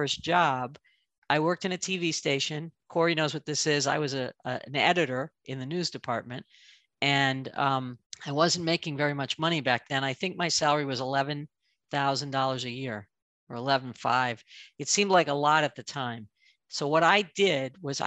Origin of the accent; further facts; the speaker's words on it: Northern Massachusetts, United States; moved away as an adult; now in Chicago, United States; I grew up in New England in Northern Massachusetts